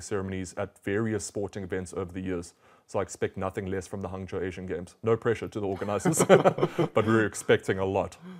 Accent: South Africa; I'm from South Africa

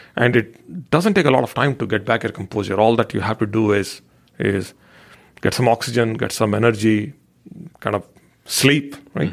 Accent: India; growing up in India

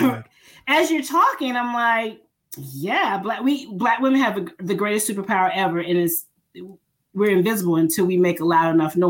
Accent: the South, Southern United States, United States; I am a Southern girl

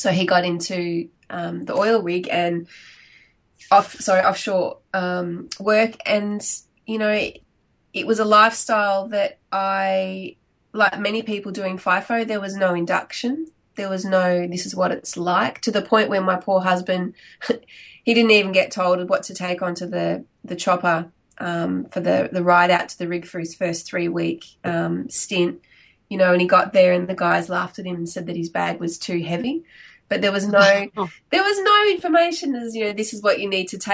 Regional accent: Victoria, Australia; moved away as an adult; now in Perth, Australia; So originally I'm from Victoria, but I've been living in Perth for about 20 years now.

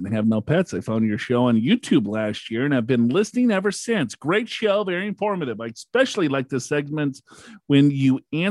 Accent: Floyds Knobs, Indiana, United States; from Floyd Knobs, India.

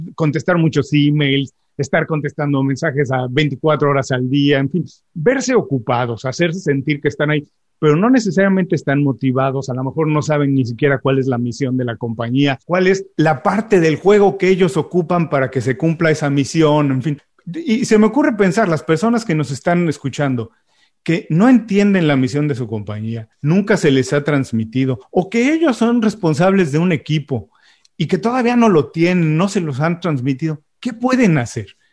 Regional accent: Mexico; soy mexicano

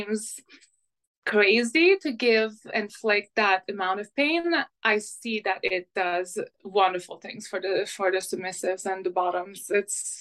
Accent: Montreal, Quebec, Canada; first language French; English is a second language; now in Vancouver, Canada; I'm from Montreal

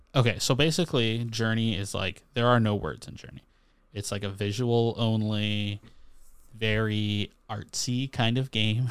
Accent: Canada; as a Canadian with a lot of American friends

